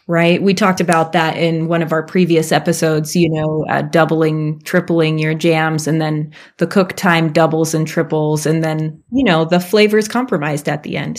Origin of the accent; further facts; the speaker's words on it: Alaska, United States; I grew up in Alaska and my parents had raspberries all over the place